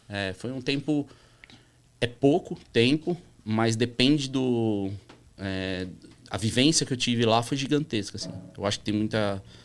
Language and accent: Portuguese; São Paulo, Brazil; also born or lived in Orlando, Florida, United States; Sou nascido na Vila Monumento, uhum. que, é, que é bairro colado ali, uhum. atravessa uma rua, atravessa a avenida ali do Museu do Ipiranga